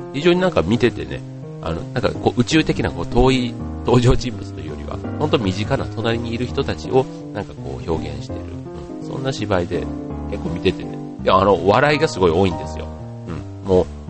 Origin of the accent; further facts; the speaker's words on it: Osaka, Japan; 出身が大阪